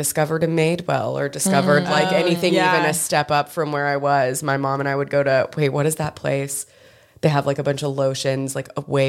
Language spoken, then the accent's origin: English; Old Hickory, Tennessee, United States; I'm from Old Hickory, Tennessee, which is like 20 minutes kind of east of Nashville proper. And that is very near to Donelson, which is where Opry Mills is.